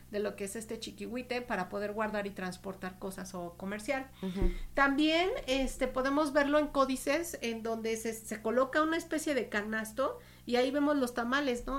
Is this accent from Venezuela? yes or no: no; Mexico; nuestra vida cotidiana como mexicanos